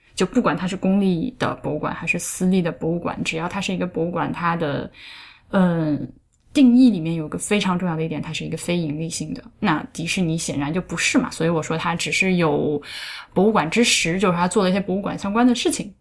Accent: China; 作为一个中国人

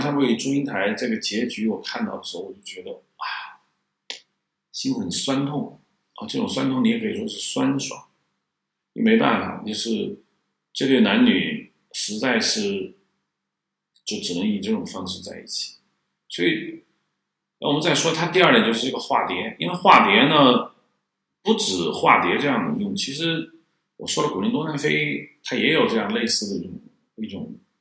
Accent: China; 我们中国人不是太喜欢悲剧

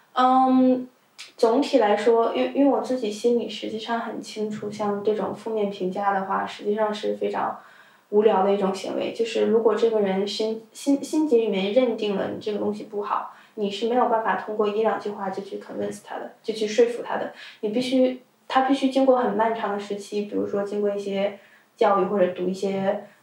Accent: China; first language Chinese; moved away; 当然也有可能因为我本身是中国人

